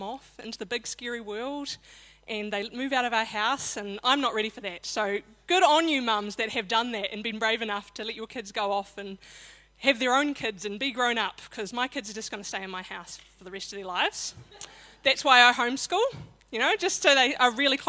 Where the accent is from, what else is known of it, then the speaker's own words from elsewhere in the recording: Christchurch, Canterbury, New Zealand; I was born in Christchurch to Norma and Ted Moore